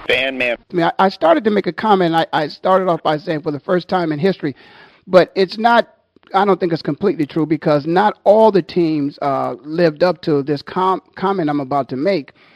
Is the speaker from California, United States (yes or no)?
no; Canton, Ohio, United States; moved away as an adult; I'm born and raised in Canton, Ohio